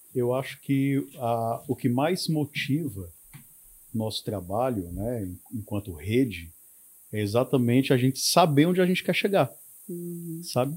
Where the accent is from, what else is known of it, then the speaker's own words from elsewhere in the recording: Ceará, Brazil; nós enquanto cearenses temos é a capacidade de superar obstáculos